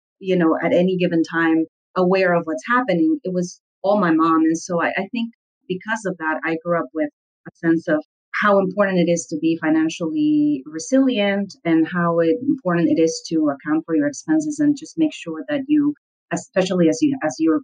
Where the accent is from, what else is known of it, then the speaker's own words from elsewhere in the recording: Lima, Peru; I grew up in Lima, Peru, and I was the daughter of a medical doctor